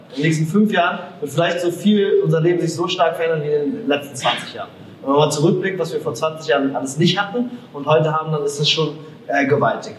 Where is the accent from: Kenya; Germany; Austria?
Germany; als Deutsche, als Europäer